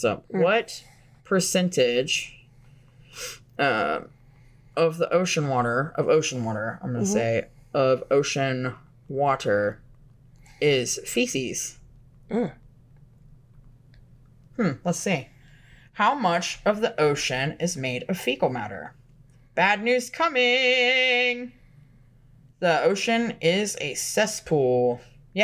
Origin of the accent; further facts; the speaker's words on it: Florida, United States; I grew up in Florida